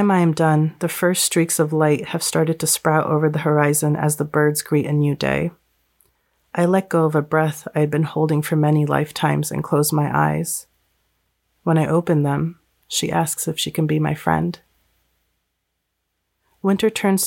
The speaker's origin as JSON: {"language": "English", "country": "United States", "tie": "born or raised there", "said": "I was born in America. I lived my whole life in America"}